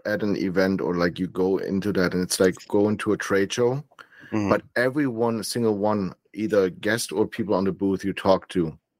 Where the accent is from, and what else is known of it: Germany; born or raised there